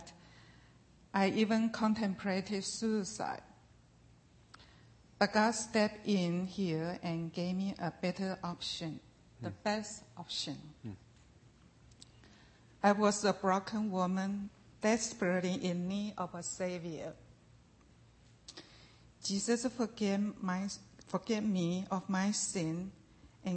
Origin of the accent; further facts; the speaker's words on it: Taiwan; I grew up in Taiwan, a place where only 2.8% of the population is any form of Christianity